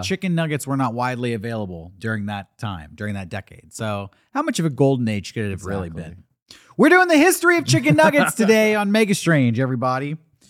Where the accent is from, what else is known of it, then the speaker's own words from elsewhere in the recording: California, United States; I'm from Southern California.